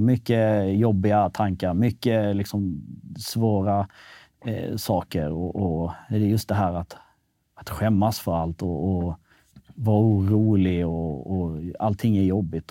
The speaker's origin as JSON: {"language": "Swedish", "town": "Malmö", "region": "Skåne", "country": "Sweden", "tie": "born or raised there", "also_born_or_lived": "Kosovo / Norrköping / Kisa / Stockholm", "said": "till Rosengård i Malmö. Och, egentligen landade ganska fint där"}